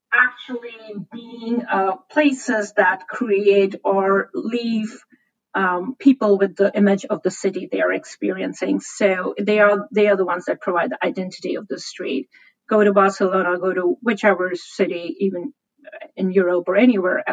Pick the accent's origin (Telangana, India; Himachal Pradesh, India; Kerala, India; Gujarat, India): Himachal Pradesh, India; Shimla; now in San Francisco, United States; I come from India, and the city I grew up in is Shimla, which used to be the summer capital of the British Raj